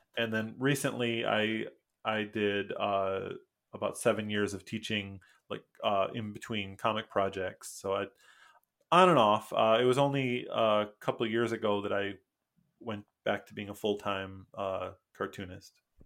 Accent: Michigan, United States; first language English; moved away as an adult; also born or lived in Mexico / Costa Rica; now in Busan, South Korea; I'm from Michigan. Uh, I went to the college for creative studies in Detroit.

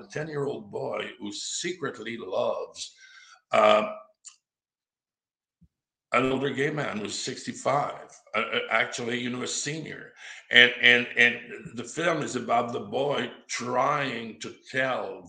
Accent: Quebec, Canada; moved away as an adult; also born or lived in Los Angeles; My dad's from Massachusetts, but I was brought up in Quebec, so I'm fully bilingual, and I can also work in French

